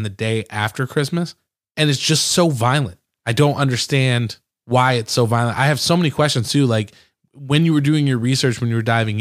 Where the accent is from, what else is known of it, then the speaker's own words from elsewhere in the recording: outside of Detroit, Michigan, United States; I grew up outside of Detroit